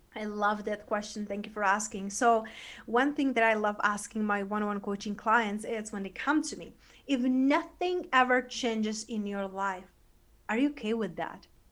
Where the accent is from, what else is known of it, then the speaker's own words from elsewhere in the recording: Czechia; also born or lived in London / Spain; now in United States; I was growing up in Czech Republic, you know, in a, in a small town in Eastern Europe